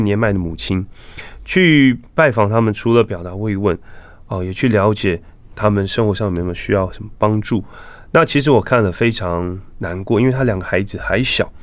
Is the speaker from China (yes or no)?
no; Taipei, Taiwan; moved away as an adult; also born or lived in Silicon Valley, California / Pennsylvania; 我其实是在台北出生，长大，嗯。念书，哦，就是师大附中、国中部，后来到建中、政大